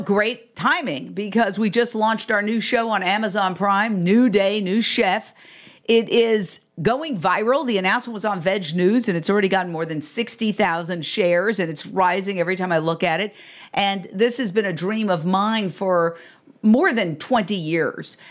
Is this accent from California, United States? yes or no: no; New York, United States; moved away as an adult; also born or lived in Fort Myers, Florida / Minneapolis / Philadelphia; now in Los Angeles, United States; I grew up literally in Midtown Manhattan, directly across the street from Carnegie Hall